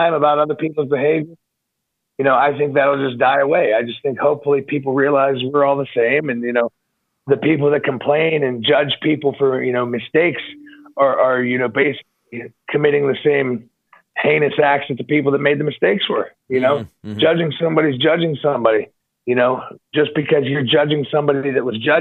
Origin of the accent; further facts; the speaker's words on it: United States; I'm a 6'4" American pro wrestler